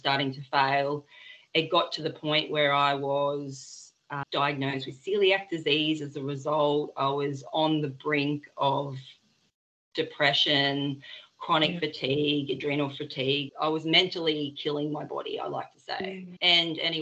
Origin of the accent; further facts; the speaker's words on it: Byron Bay, New South Wales, Australia; moved away; We're originally from Byron.